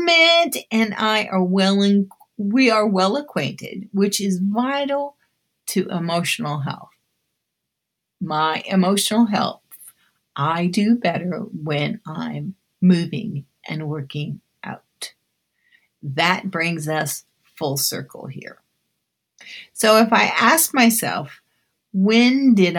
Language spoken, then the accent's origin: English; Keizer, Oregon, United States; also born or lived in Los Angeles, California; When we moved from Los Angeles to Oregon in 1964, I remember attending dance class at the top of a bowling alley in Kaiser, Oregon